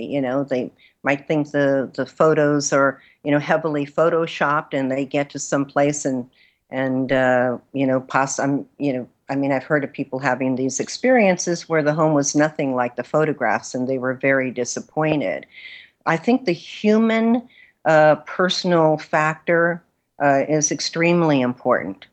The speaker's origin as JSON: {"language": "English", "town": "Los Angeles", "region": "California", "country": "United States", "tie": "born or raised there", "also_born_or_lived": "Mexico", "moved": "yes", "said": "I was born in California, in Los Angeles, but my family is originally from Mexico. And so I grew up bilingual, which was, uh, in East Los Angeles"}